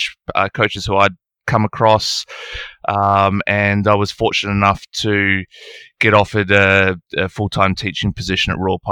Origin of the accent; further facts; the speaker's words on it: Nelson, New Zealand; moved away as an adult; now in Australia; I grew up in New Zealand, a beautiful place called Nelson, top of the South Island, where I played all of my junior golf.